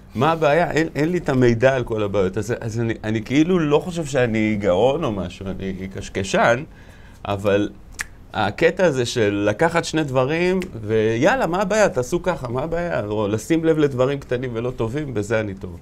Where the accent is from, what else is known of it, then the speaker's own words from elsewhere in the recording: Bat Yam, Tel Aviv District, Israel; גדלתי בבת ים, שזה מקום אה, מאוד מיוחד.